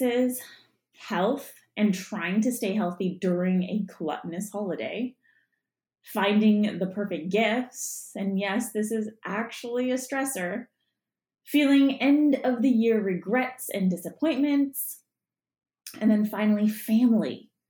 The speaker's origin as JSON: {"language": "English", "country": "Canada", "also_born_or_lived": "Punjab (ancestry)", "said": "we're Canadian"}